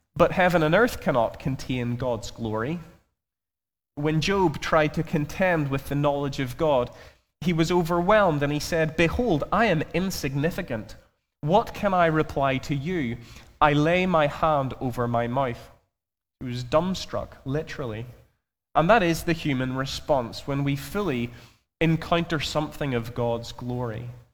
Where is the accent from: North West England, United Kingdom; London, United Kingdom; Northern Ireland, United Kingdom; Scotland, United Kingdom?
Northern Ireland, United Kingdom; Belfast; I'm from Belfast, if you haven't already grasped that from my accent.